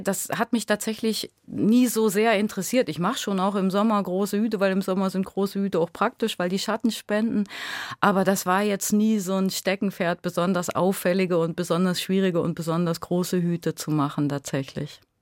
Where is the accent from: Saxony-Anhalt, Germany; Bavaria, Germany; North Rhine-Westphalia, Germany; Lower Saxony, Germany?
Saxony-Anhalt, Germany; Lutherstadt Eisleben; moved away as an adult; also born or lived in Halle / Duisburg-Ruhrort; now in Duisburg, Germany; ich bin aus Sachsen-Anhalt tatsächlich, aus genau Luther statt Eisleben. Das stimmt, da bin ich geboren.